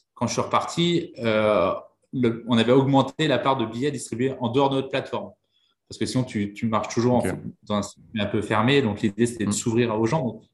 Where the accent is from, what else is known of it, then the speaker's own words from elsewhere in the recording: Vannes, Brittany, France; je suis breton. dans une, je viens d'une petite ville qui s'appelle Vannes, dans le Morbihan.